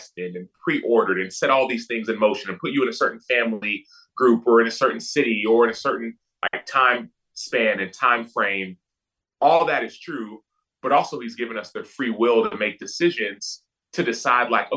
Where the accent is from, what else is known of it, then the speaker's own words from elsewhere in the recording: Dallas, Texas, United States; I grew up in Dallas, right? In Texas